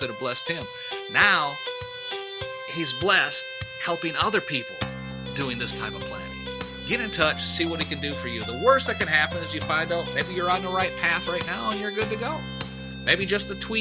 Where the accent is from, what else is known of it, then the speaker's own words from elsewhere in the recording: Michigan, United States; I was born and raised up in Michigan